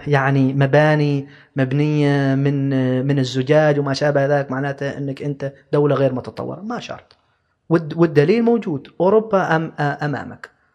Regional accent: Oman; نحن كدولة كشعب كعمانيين

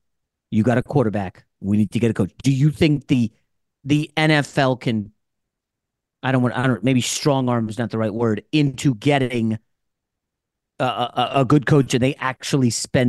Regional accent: New York City, New York, United States; I'm a New Yorker.

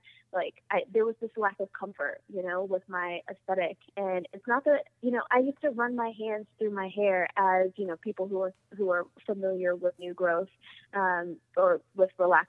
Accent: Washington, District of Columbia, United States; I'm from Southeast DC and I'm really proud

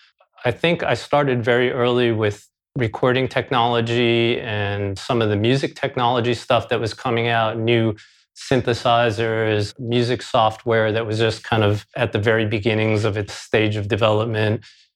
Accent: New York City, New York, United States; I grew up in Queens, New York City. Beautiful, diverse Queens.

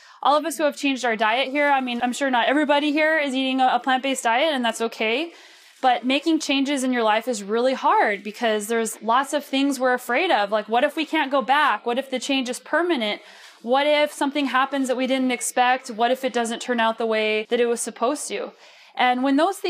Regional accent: New Mexico, United States; also born or lived in Boulder, Colorado; now in Canada; I grew up in New Mexico, and I lived in Boulder, Colorado

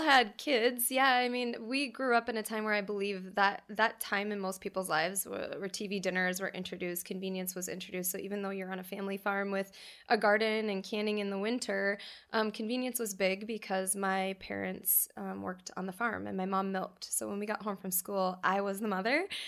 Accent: North Dakota, United States; moved away; I'm from North Dakota and a small family farm

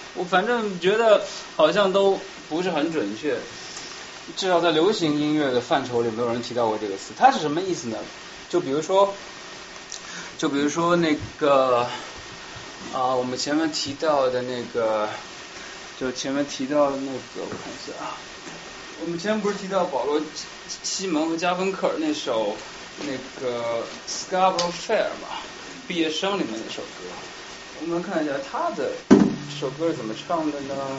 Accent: Shanghai, China; now in Boston, United States; 可能因为我们都是上海人

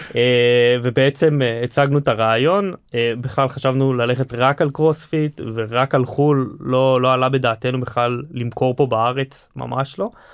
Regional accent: Hod HaSharon, Central District, Israel; אנחנו חברי ילדות מהוד השרון

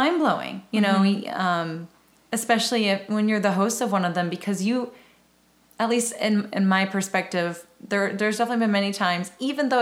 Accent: Round Rock, Texas, United States; also born or lived in San Antonio, Texas / Elgin, Texas; now in Austin, United States; I always call myself like a Central Texan. I was born in San Antonio, and my parents divorced when I was 2, and my mom moved to Round Rock

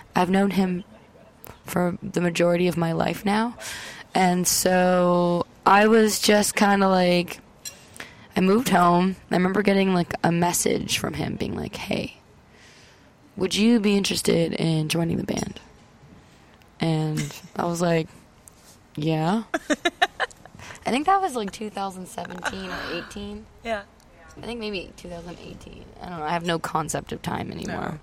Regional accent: Welland, Ontario, Canada; I'm from Welland, Ontario, and he's from Welland, Ontario.

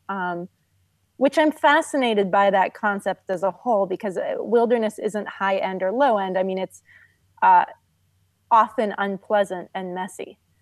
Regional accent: California, United States; moved away; also born or lived in Norway; I grew up in California, and when I was a kid, my family lived in Norway.

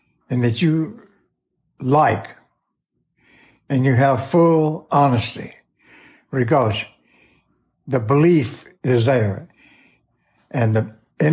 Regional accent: Chattanooga, Tennessee, United States; I was born in Chattanooga, Tennessee in 1920 on the banks of the Tennessee River

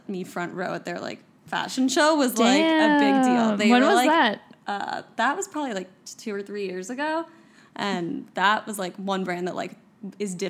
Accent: Miami, Florida, United States; also born or lived in New York City; now in Miami, United States; I'm from Miami

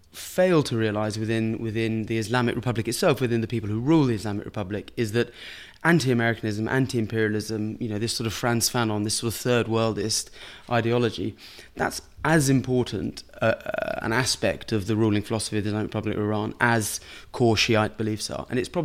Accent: United Kingdom; And I remember, you know, being a British diplomat and in interacting with Iranians, you know, it was sometimes comic

